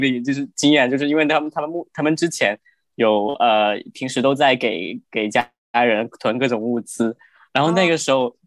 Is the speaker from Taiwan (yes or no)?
no; Guangdong, China; moved away as an adult; now in Shanghai, China; 因为我是从广东过来的